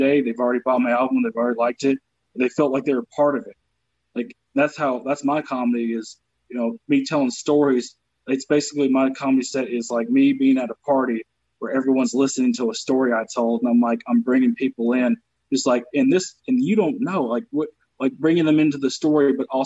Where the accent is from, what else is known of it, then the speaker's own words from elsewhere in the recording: the South, United States; accent: Southern; moved away as an adult; also born or lived in North Carolina / Michigan / Baltimore / Detroit; now in Los Angeles, United States; I'm from the South